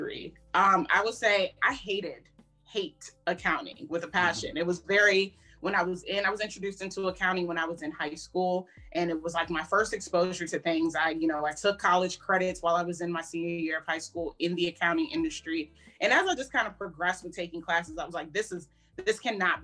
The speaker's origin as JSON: {"language": "English", "area": "Prince George's County", "region": "Maryland", "country": "United States", "tie": "born or raised there", "also_born_or_lived": "Howard County, Maryland", "said": "I was born and raised in PG County. So I'm from the DMV area, born and raised in Maryland, lived majority of my life in PG County"}